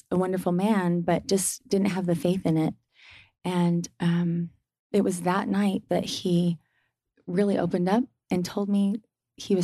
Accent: Boise, Idaho, United States; also born or lived in Oregon / Utah; I grew up in Oregon for part of my growing up years. And then in Boise, Idaho, I did high school

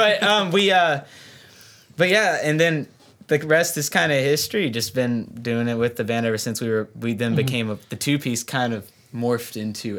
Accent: North Little Rock, Arkansas, United States; moved away as an adult; now in Nashville, United States; I'm from Little Rock, Arkansas. Technically North Little Rock.

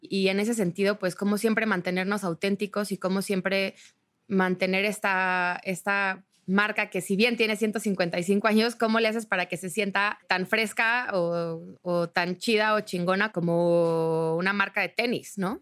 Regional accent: Mexico; somos mexicanos comprometidos con impulsar a nuestro país a un lugar mejor

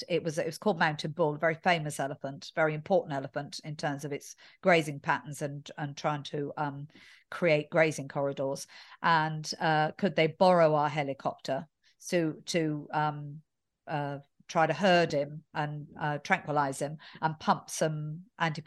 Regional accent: England, United Kingdom; being English in this airport right now

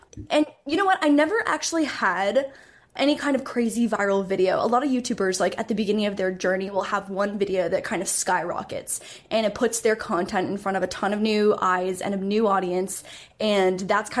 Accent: Canada; also born or lived in Toronto; I'm Canadian. So I was in Toronto for university

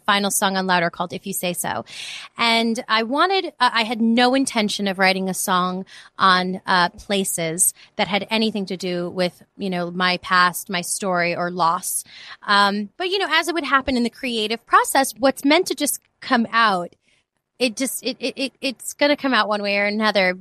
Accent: New York City, New York, United States; moved away as an adult; now in Los Angeles, United States; I grew up in the Bronx. I'm from New York.

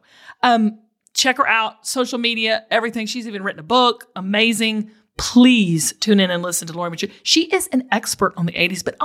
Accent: the South, United States; growing up in the South

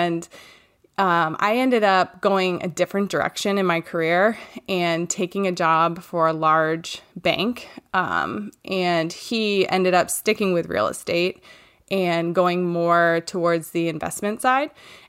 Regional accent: Maine, United States; I'm from Maine and I live here with my husband, Ross

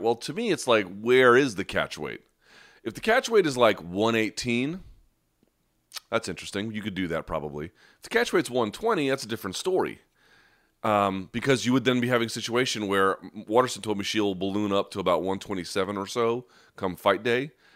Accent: United States; an American who has ties to Beirut

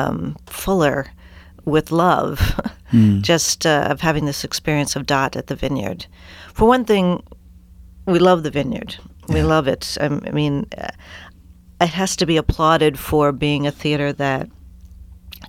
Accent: Wilmington, Delaware, United States; born or raised there

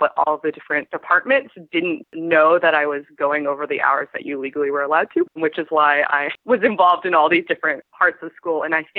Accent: Portland, Oregon, United States; moved away as an adult; now in Vancouver, Canada; I grew up in Portland, Oregon, and I ended up coming up to Vancouver, British Columbia, and going to Emily Carr University for animation.

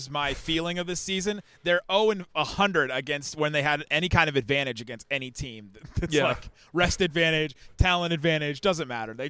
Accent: Ohio, United States; Maybe this is not a Texas thing, but I grew up in Ohio

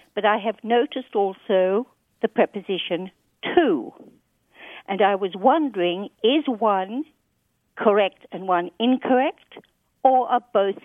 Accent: Sydney, New South Wales, Australia; also born or lived in England; now in United States; Well, I was born in England and grew up in Sydney, Australia.

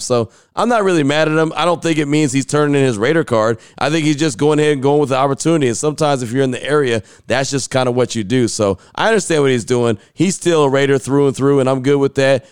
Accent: West Coast, United States; now in Central Texas, United States; I came from the West Coast originally

